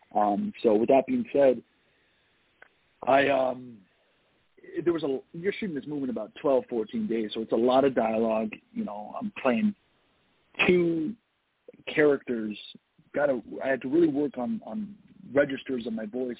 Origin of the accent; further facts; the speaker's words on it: Toronto, Ontario, Canada; I was born and raised in Toronto.